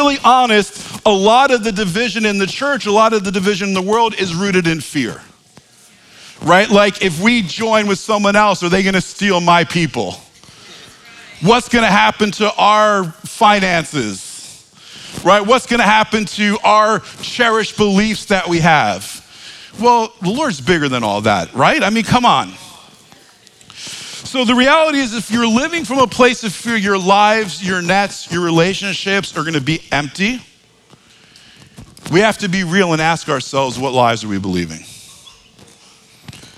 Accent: New York, United States; accent: New York; my New York accent

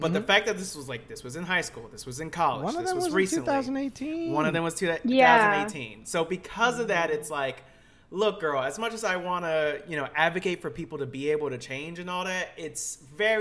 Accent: Lakeland, Florida, United States; I grew up in Florida

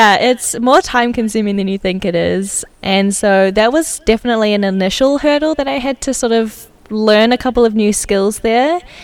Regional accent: New Zealand; now in Amsterdam, Netherlands; I'm originally from New Zealand, and I've been working remotely in Amsterdam for Atomic for a while

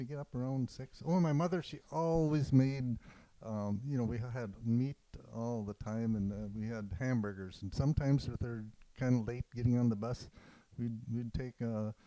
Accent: Warroad, Minnesota, United States; in Warroad, Minnesota, about 6 miles from the Canadian border

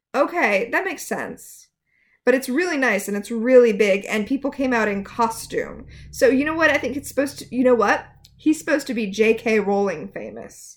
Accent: Portland, United States; I'm from Portland?

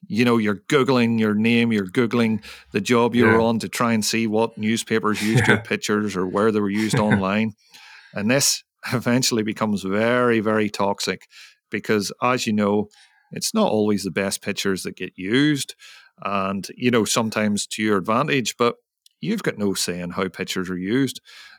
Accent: Ireland; because, you know, I'm from Ireland, and working in this tropical or subtropical environment in monsoon season is very tough on you.

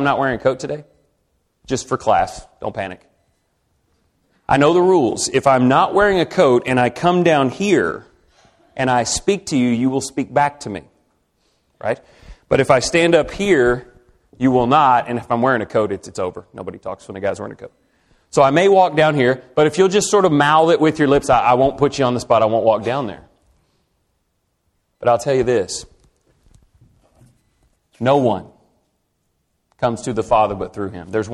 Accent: Texas, United States; I'm from Texas

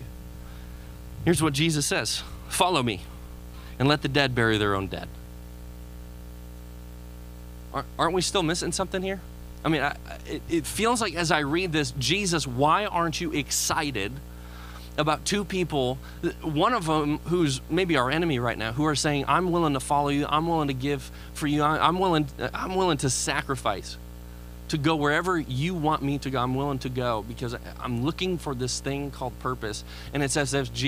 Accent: Chicago, Illinois, United States; moved away; I'm from Chicago

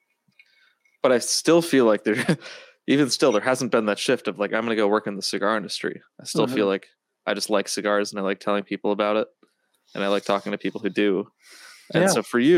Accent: Wisconsin, United States; I'm a Baptist from Wisconsin

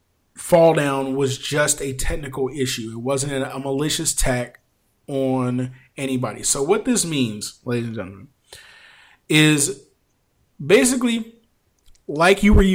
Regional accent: Philadelphia, Pennsylvania, United States; my hometown of Philadelphia, Pennsylvania

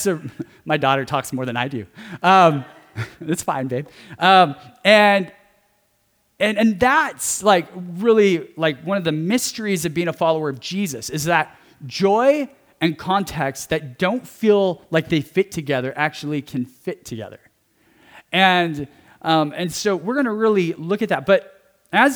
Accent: California, United States; growing up in California, having family members and friends that are Latino

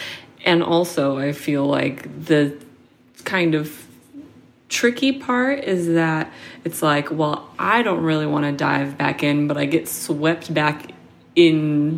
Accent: Seattle, Washington, United States; because I grew up in Seattle, so I'm used to it.

